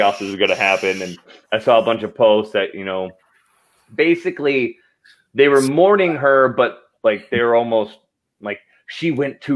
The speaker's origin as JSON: {"language": "English", "region": "Idaho", "country": "United States", "tie": "born or raised there", "said": "growing up in Idaho"}